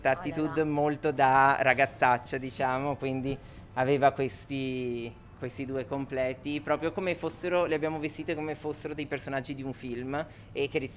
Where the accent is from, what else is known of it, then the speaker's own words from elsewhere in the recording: Venice, Veneto, Italy; Venezia, io sono di Venezia e Venezia è sempre presente sia nelle stampe comunque nei richiami